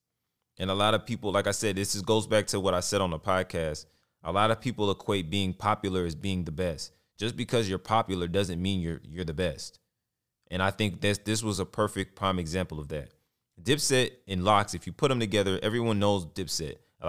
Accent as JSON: {"language": "English", "region": "Texas", "country": "United States", "said": "I don't sound like I come from Texas. I hear that all the time."}